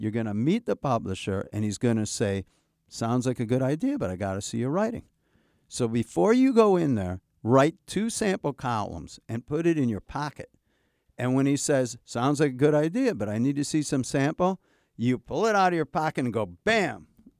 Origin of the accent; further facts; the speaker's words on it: Chicago, Illinois, United States; And I come from Chicago.